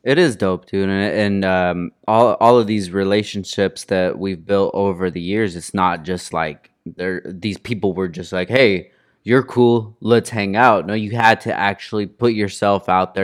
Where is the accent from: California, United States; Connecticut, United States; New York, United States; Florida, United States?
California, United States; Oxnard; I'm from Oxnard